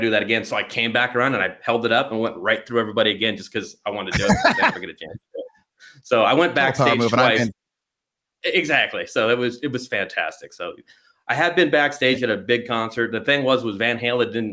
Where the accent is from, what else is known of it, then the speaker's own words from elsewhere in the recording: Glendora, California, United States; growing up in Glendora, you know, middle class neighborhood